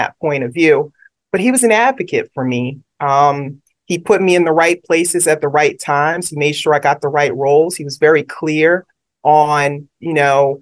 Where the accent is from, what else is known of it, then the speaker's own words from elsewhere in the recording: New York City, New York, United States; moved away; also born or lived in Brooklyn; I was born in Brooklyn, raised in Queens. So always a shout out to New York City.